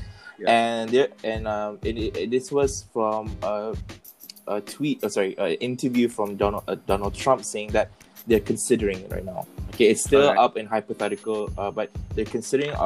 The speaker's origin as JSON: {"language": "English", "country": "Malaysia", "said": "we feel proud as a Malaysian"}